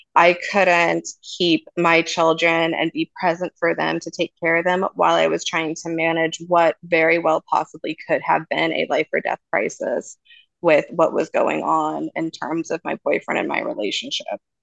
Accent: Redding, California, United States; my hometown in Redding, California

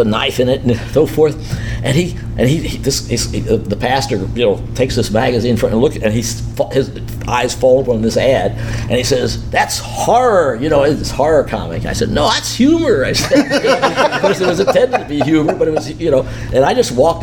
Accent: Jackson, Missouri, United States; my hometown of Jackson, Missouri

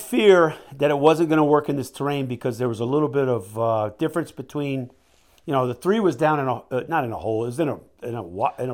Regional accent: United States; also born or lived in Mississippi / Louisiana; now in Alaska, United States; I came from Alaska, man, and, and I grew up in Mississippi, Louisiana, but I'm down from Alaska

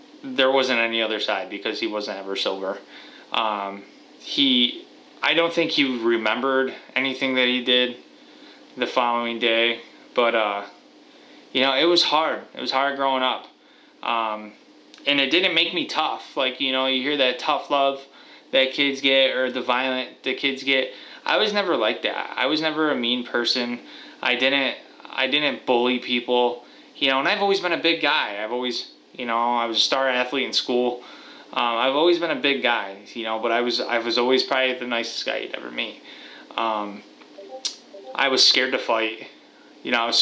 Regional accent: Watertown, New York, United States; I am from Watertown, New York, and I am 27 years old

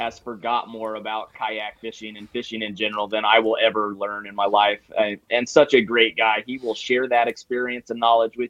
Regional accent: Southern Indiana, United States; now in Michigan, United States; I'm from Southern Indiana, man.

